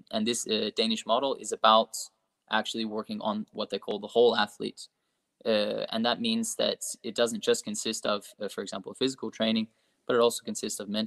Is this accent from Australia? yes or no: yes; Australia; so yeah, so, so, I'm Australian.